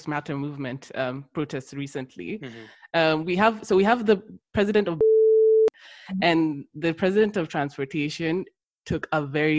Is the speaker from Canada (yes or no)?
no; Kenya; now in United Kingdom; because I came from Kenya, everyone was black, so it's only like I came to the UK and then you become black. In Kenya, you're just like everyone's just a Kenyan, you're just a person.